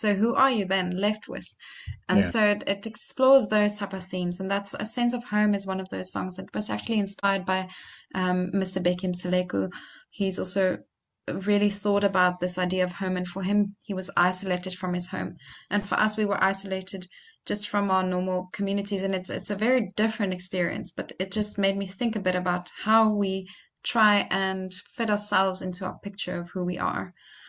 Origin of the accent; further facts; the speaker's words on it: Franschhoek, Western Cape, South Africa; we recorded right here in my hometown in Franschhoek.